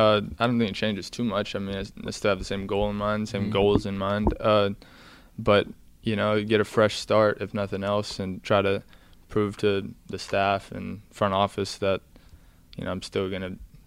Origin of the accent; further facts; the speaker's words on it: Northeast Texas, United States; I'm from Northeast Texas, small town. Grew up in a town of about 2,000 people.